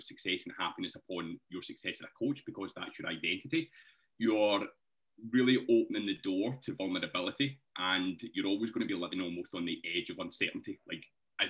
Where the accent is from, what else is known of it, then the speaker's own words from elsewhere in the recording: Scotland, United Kingdom; accent: Scottish; the Scottish accent